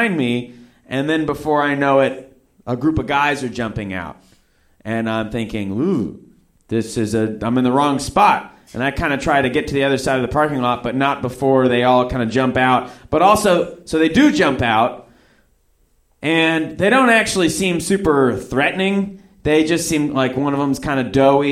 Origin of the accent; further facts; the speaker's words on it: Oklahoma, United States; growing up in Oklahoma